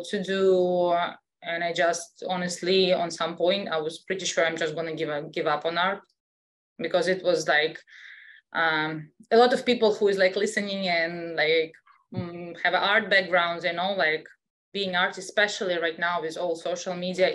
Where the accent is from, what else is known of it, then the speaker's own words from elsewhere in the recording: Russia; English is a second language; moved away as an adult; also born or lived in Europe; I was born in Russia, so I still have an accent